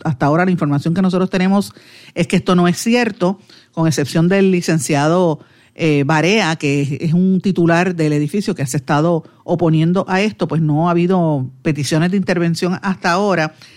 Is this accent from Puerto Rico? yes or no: yes; Guaynabo, Puerto Rico; yo soy de Guaynabo